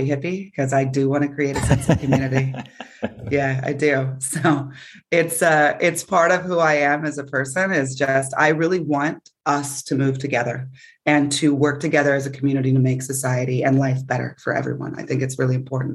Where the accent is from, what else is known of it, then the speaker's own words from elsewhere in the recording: California, United States; moved away as an adult; also born or lived in Florida / Buffalo; I'm coming from California, where I'm originally from.